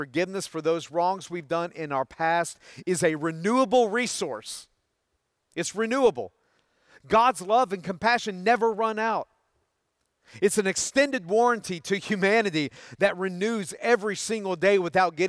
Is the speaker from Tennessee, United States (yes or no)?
yes; Tennessee, United States; Growing up in Tennessee, all of the neighborhood boys would come over to my house after school.